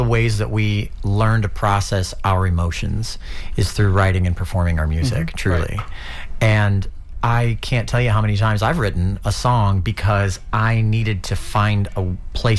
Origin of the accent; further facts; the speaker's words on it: St. Petersburg, Florida, United States; I'm from St. Pete